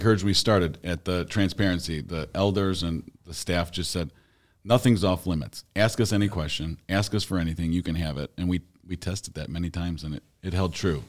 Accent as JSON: {"language": "English", "town": "Hoffman Estates", "region": "Illinois", "country": "United States", "tie": "born or raised there", "said": "I grew up, uh, in Hoffman Estates"}